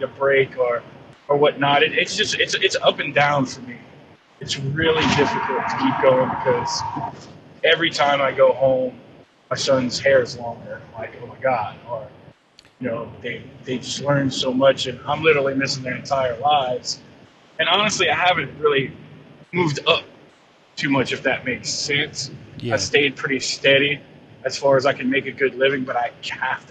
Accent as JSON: {"language": "English", "region": "Louisiana", "country": "United States", "tie": "born or raised there", "moved": "yes", "lives_now": "Santa Rosa Beach, United States", "said": "Growing up in Louisiana"}